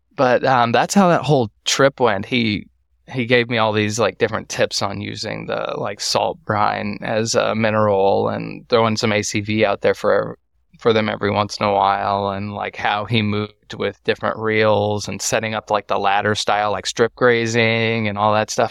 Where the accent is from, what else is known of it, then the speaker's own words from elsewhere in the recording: Waco, Texas, United States; also born or lived in Austin, Texas; I'm from Waco, Texas, and I went to college in Waco, Texas. So I'm not far from home, about forty, forty minutes from my childhood home.